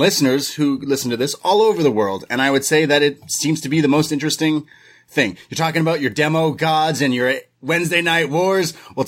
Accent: Canada; as a Canadian

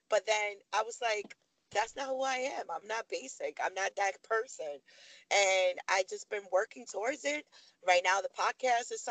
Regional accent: Harlem, New York, United States; I'm from Harlem, my family in the projects

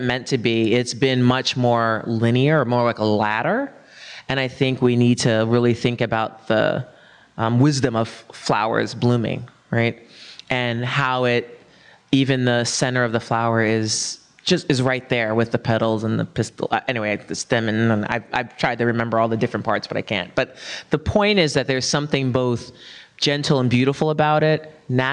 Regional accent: New York City, New York, United States; I'm a New Yorker

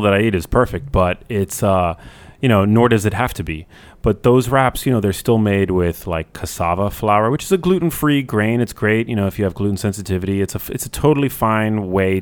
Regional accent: New York City, New York, United States; I grew up here in New York City

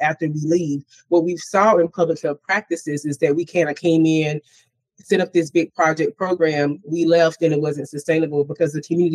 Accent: the South, United States; I'm from the South

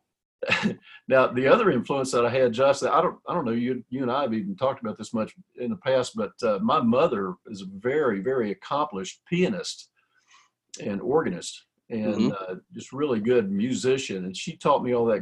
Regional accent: Cisco, Texas, United States; I was born in Cisco, Texas, and it's a teeny little town out in West Texas

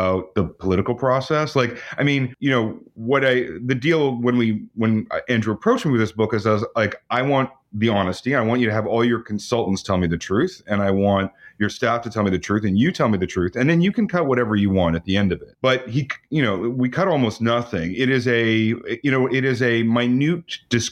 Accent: Canada; I'm a Canadian

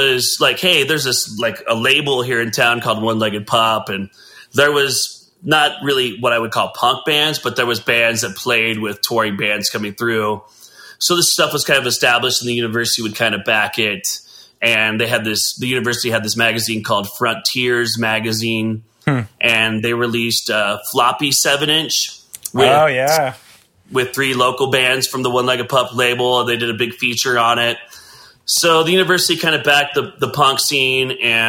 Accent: Katy, Texas, United States; born there; Well, I was born in Katy, Texas.

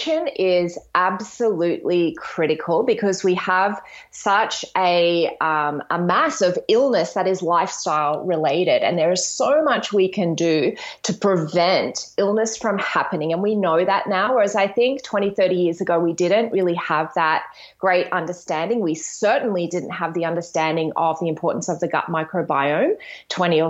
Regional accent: Australia; also born or lived in Brisbane, Queensland; I'm an Australian naturopath, nutritionist, yoga and meditation teacher

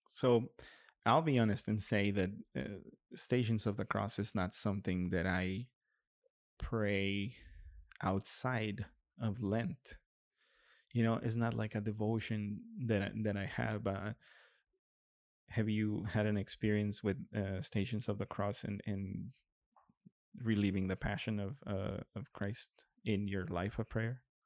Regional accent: Monterrey, Nuevo León, Mexico; in Monterrey as well, in my hometown

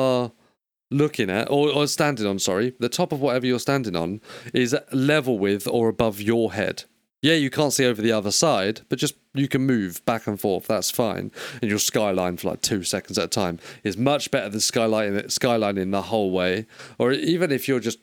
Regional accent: United Kingdom; We're British

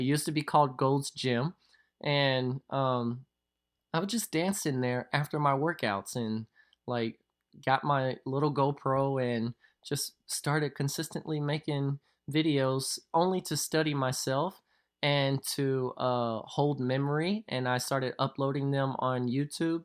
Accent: Louisville, Kentucky, United States; accent: southern; born and raised in Louisville, Kentucky

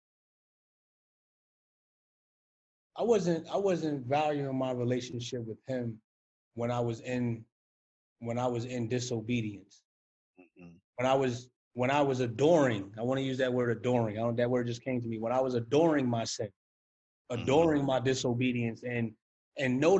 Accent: New York City, New York, United States; being a New Yorker

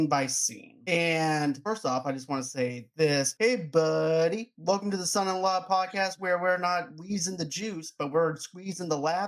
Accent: Boston, Massachusetts, United States; I'm from Boston.

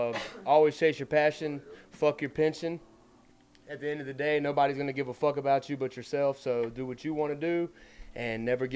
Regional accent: Arkansas, United States; now in Colorado, United States; I'm from Arkansas.

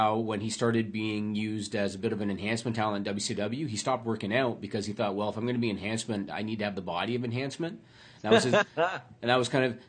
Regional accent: southeastern Ontario, Canada; growing up in southeastern Ontario

